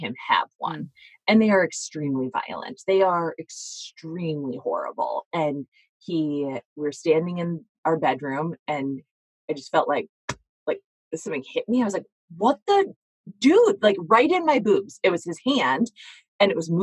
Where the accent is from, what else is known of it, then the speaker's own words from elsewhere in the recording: United States; as American women